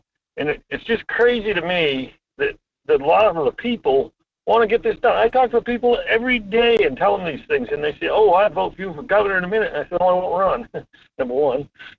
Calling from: Homer, Alaska, United States; Hi, Mike. … from Homer.

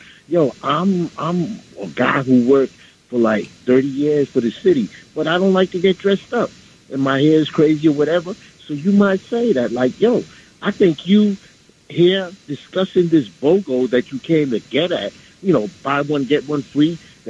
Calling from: Bronx, New York, United States; I'm from the Bronx

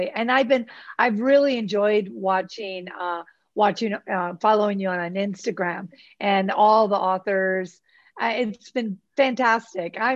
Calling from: Mazatlan, Sinaloa, Mexico; I'm in uh, Mazatlan, Mexico.

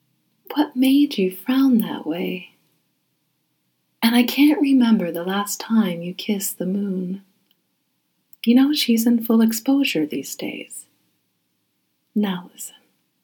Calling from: Haverhill, Massachusetts, United States; I'm reading from Haverhill, Massachusetts.

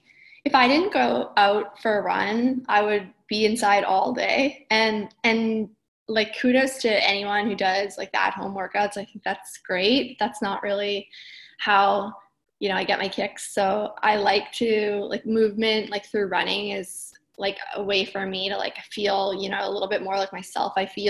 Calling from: Brooklyn, New York, United States; So I'm in Brooklyn, New York. This is where I live and work and run.

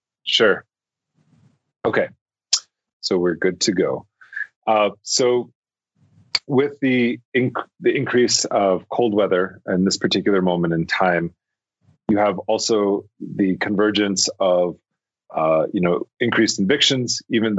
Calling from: Albuquerque, New Mexico, United States; I'm calling from Tiwa territory, which is also known as Albuquerque.

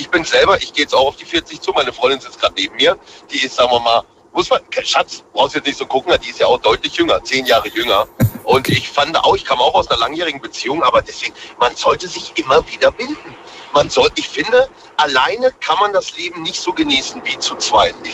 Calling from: Bühl, Baden-Württemberg, Germany; ich komme aus Bühl, Baden-Baden. Vielleicht kennst du das.

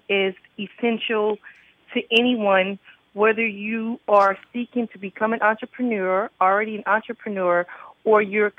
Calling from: Miami, Florida, United States; Miami, Florida.

